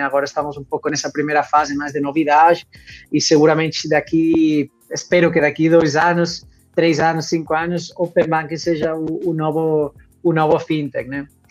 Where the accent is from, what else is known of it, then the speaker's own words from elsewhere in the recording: Barcelona, Catalonia, Spain; Portuguese is a second language; moved away as an adult; also born or lived in London; now in Brazil; eu eh, sou de Barcelona, sou espanhol, eh, de origem. Agora já acolhido pelo Brasil